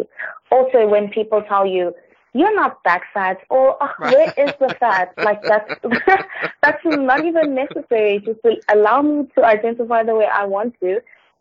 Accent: South Africa; I'm from South Africa

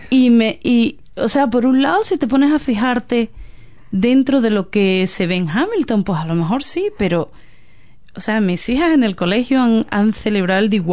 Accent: Spain; moved away as an adult; now in New Zealand; de donde yo soy es pegado a Marruecos

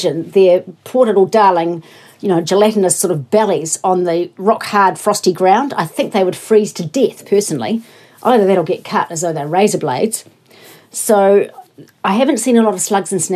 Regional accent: Invercargill, Southland, New Zealand; moved away; I grew up in Invercargill

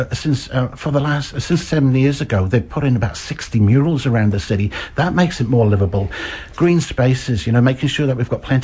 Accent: Wales, United Kingdom; moved away as an adult; also born or lived in Blaenau Ffestiniog, Wales / London, United Kingdom; now in Hamilton, New Zealand; I was born in North Wales in a small village called Blaenau Ffestiniog, and I grew up there, shifted to another Welsh, English-speaking town in Wales, and sort of spent most of my youth there

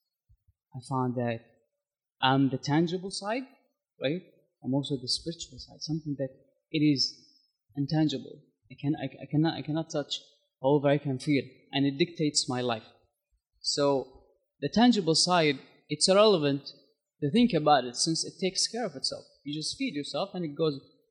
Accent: Saudi Arabia; moved away as an adult; also born or lived in United States; now in Christchurch, New Zealand; I'm from Saudi Arabia

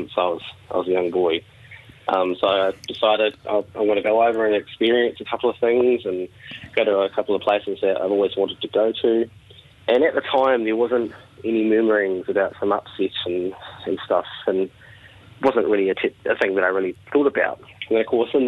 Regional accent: Palmerston North, Manawatū-Whanganui, New Zealand; From Palmerston North, born and bred.

